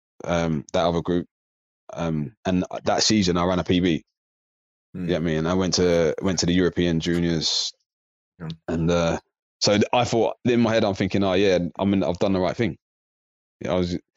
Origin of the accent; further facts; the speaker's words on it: Slough, South East England, United Kingdom; moved away; also born or lived in South London; I used to live in Slough. I was born in Slough, and then I moved over